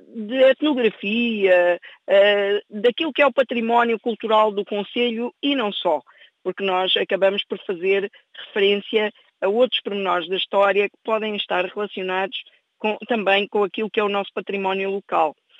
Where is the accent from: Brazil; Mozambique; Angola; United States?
Angola; now in Torres Novas, Portugal; inclusive eu própria, que nasci em Angola